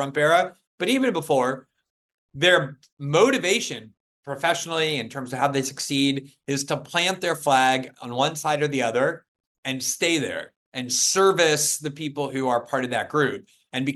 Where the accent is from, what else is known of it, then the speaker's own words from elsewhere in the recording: United States; as an American